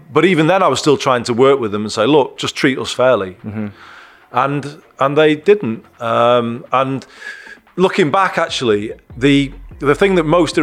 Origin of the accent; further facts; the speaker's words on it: Leigh, North West England, United Kingdom; also born or lived in Golborne / Newton-le-Willows; I was growing up in Lee and I was at school with lots of people whose dads were on strike